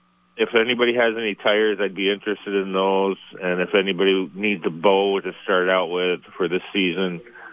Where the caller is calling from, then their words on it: Shelburne, Vermont, United States; Steve, calling from Shelburne.